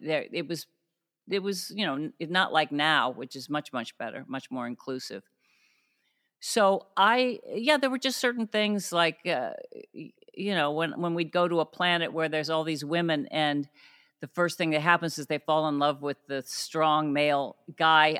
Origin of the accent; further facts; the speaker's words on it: Cuyahoga Falls, Ohio, United States; moved away; also born or lived in Akron, Ohio; I grew up mainly in Cuyahoga Falls